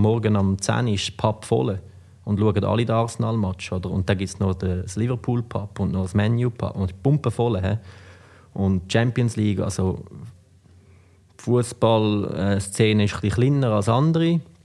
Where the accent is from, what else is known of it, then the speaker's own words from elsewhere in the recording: Switzerland; moved away as an adult; also born or lived in United States; ich bin halt da aufgewachsen